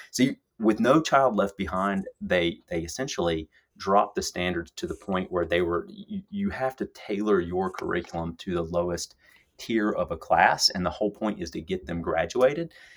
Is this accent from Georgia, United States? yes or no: yes; Lawrenceville, Georgia, United States; moved away as an adult; my hometown, uh, Lawrenceville, Georgia, suburbs of Atlanta